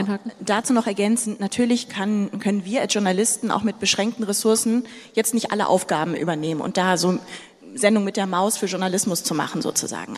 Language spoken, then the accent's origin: German; Sudan; now in Germany; Ich bin nicht in Deutschland geboren, ich bin im Sudan geboren